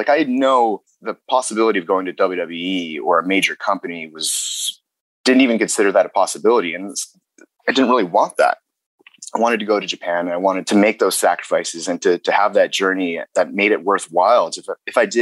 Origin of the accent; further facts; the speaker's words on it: Canada; growing up in Canada